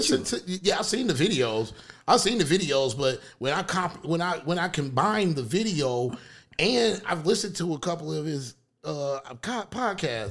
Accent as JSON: {"language": "English", "town": "Detroit", "region": "Michigan", "country": "United States", "said": "I'm from Detroit"}